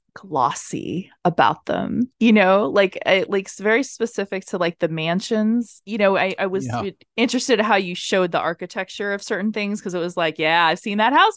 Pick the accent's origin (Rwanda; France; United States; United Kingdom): United States; Tampa, Florida; Like the neighborhood that I grew up in South Tampa is very affluent